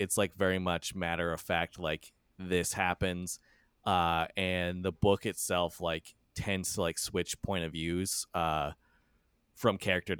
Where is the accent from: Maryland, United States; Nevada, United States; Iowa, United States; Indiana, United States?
Indiana, United States; I'm from Southern Indiana.